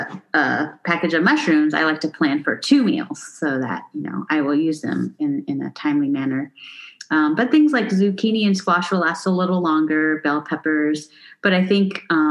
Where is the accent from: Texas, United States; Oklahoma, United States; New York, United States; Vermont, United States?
Texas, United States; Houston; moved away as an adult; also born or lived in San Francisco; I actually grew up eating more authentic Mexican food because I grew up in Houston